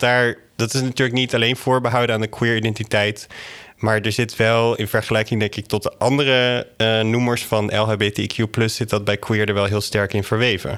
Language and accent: Dutch; Drenthe, Netherlands; ik ben zelf opgegroeid in Drenthe, in echt een, een kleine plattelandsgemeenschap met zo'n 200 zielen